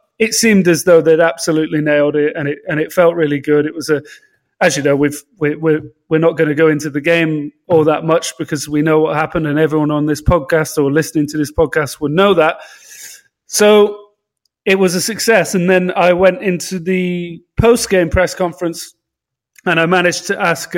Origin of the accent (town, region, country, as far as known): London, United Kingdom